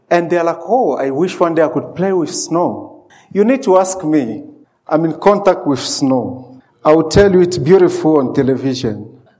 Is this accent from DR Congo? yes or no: yes; DR Congo; born there; also born or lived in Zimbabwe; So I was born in Congo, and I, I had a chance to, to walk around so many uh, part of the Congo.